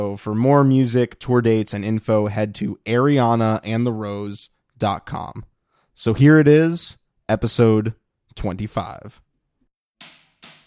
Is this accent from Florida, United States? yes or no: yes; Florida, United States; We're from Florida